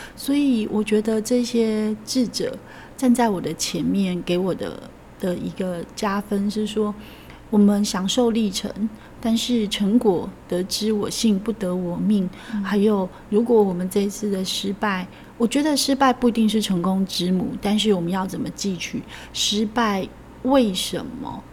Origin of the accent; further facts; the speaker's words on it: countryside of central-southern Taiwan, Taiwan; 我来自一个中南部的乡下